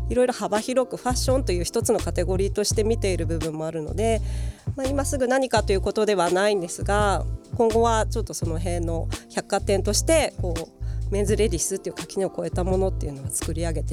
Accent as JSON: {"language": "Japanese", "region": "Hokkaido", "country": "Japan", "tie": "born or raised there", "moved": "yes", "said": "私の地元だと本当にアイヌの民芸が有名だったりとかする"}